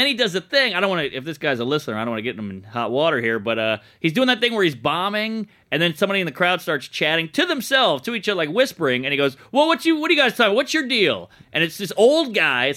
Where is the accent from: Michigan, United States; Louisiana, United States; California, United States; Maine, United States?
Louisiana, United States; New Orleans; New Orleans